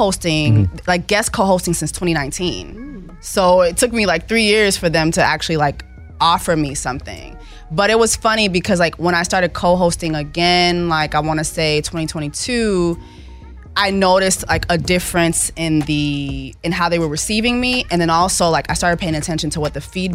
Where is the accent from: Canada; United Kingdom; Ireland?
Canada; Montreal, Quebec; moved away; also born or lived in Miami / Haiti (ancestry); Montreal, Canada, was where I was born